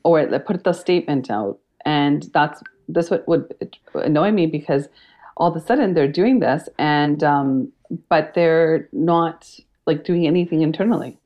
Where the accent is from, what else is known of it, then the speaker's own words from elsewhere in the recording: Canada; i was born and raised in canada my parents were immigrants and it um, they immigrated from India